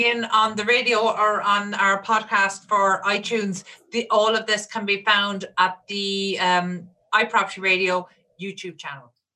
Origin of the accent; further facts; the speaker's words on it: Ireland; in Ireland